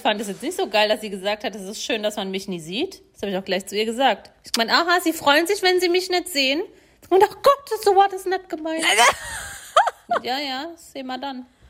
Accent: Germany; accent: Odenwälder Dialekt; da, wo ich herkomme, ähm, äh, so Odenwälder Dialekt

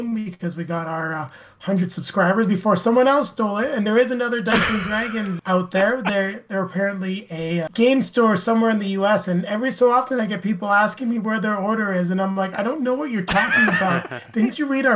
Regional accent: Canada; being Canadian

